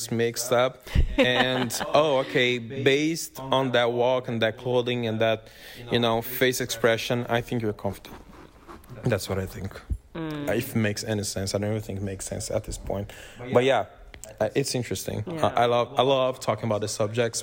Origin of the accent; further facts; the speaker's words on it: Brazil; now in United States; When I moved to the States, Brazilian identity.